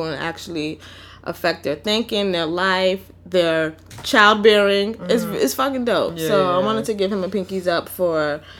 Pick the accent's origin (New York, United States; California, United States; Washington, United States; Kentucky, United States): New York, United States; New York City; also born or lived in Harlem; So yes, I'm from the Bronx, and I acknowledge that as a part of me, but I didn't do a lot of Bronx things.